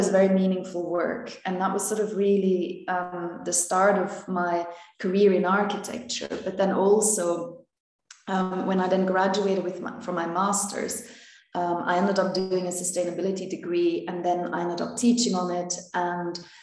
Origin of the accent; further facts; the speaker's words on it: Belgium; moved away as an adult; also born or lived in London / Finland; I was born in Belgium